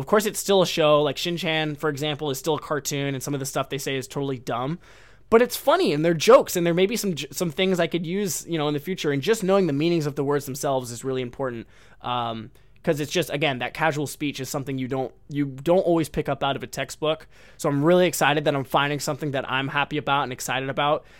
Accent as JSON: {"language": "English", "country": "United States", "moved": "yes", "lives_now": "Japan"}